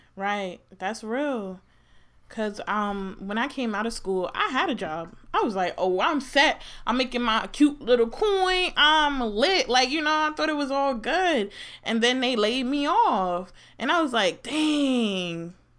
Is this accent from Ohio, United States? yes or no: no; New Jersey, United States; also born or lived in Maryland; I'm from Jersey